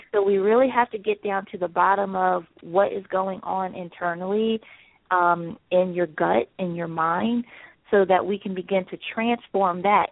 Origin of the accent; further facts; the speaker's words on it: Salisbury, Maryland, United States; now in Philadelphia, United States; I'm originally from Salisbury, Maryland